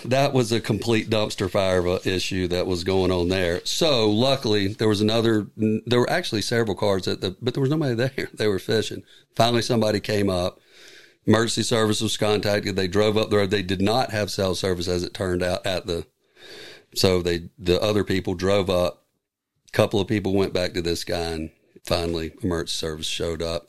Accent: United States; I'm from Carolina

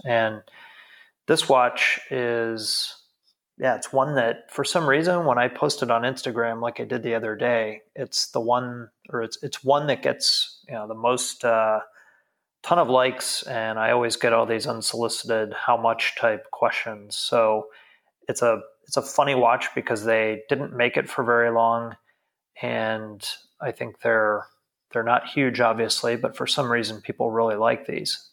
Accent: United States; now in Frankfurt, Germany; as an American

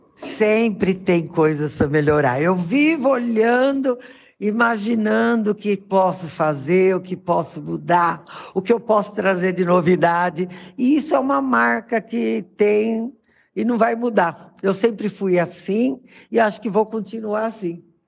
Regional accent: São Paulo, Brazil; moved away as an adult; now in Caieiras, Brazil; Eu nasci em São Paulo, na cidade de São Paulo, lá no bairro de Tucuruvi

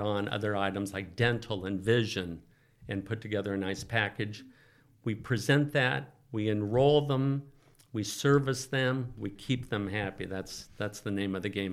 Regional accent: Oakland, California, United States; also born or lived in Santa Barbara; I grew up in the Oakland Hills, uh, native Californian.

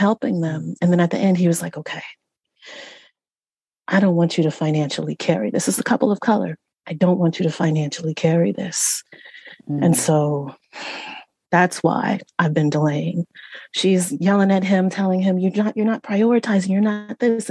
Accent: Central Valley of California, United States; I was raised in Central Valley of California

